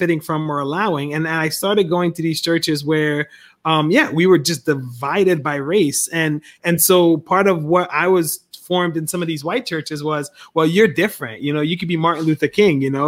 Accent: Liberia; now in United States; I was born in Liberia.

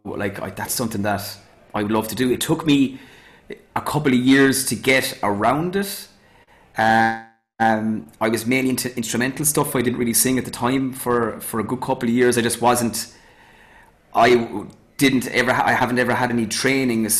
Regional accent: Youghal, Cork, Munster, Ireland; moved away as an adult; also born or lived in Midleton, Ireland; now in Madrid, Spain; growing up in Yall around my uncles as well

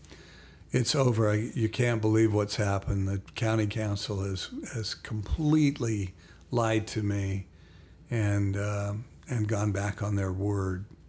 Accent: Salt Lake City, Utah, United States; moved away as an adult; Salt Lake City. It's my hometown

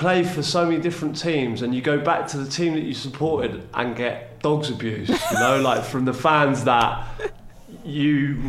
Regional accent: London, United Kingdom; I grew up in West London, near to Shepherd's Bush.

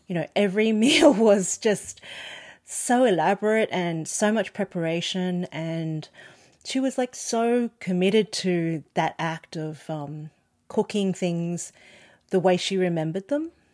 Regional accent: Australia; born or raised there; first language Cantonese

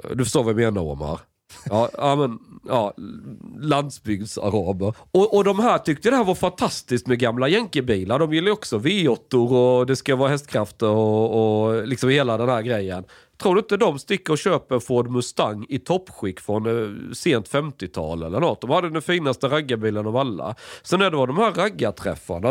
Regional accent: Sweden; Jag är född i Sverige

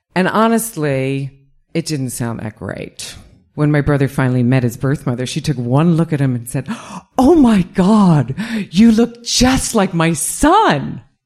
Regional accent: New York, United States; when I was a kid growing up in New York

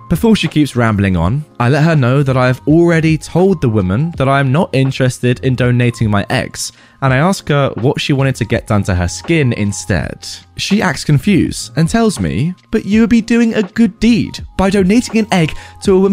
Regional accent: Ohio, United States; born or raised there

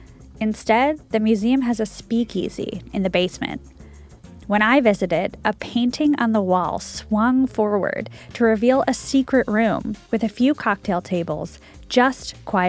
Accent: Chicago, Illinois, United States; my hometown, Chicago

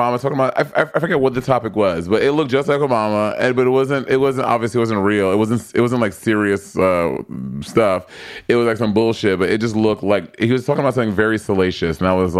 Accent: California, United States; I'm a Californian.

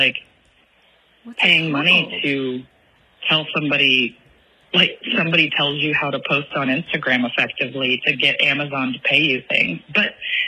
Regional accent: Kansas City, United States; now in St. John, U.S. Virgin Islands; I grew up in Kansas City

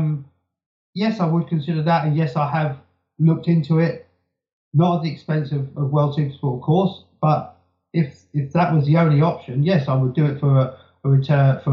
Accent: United Kingdom; I'm British

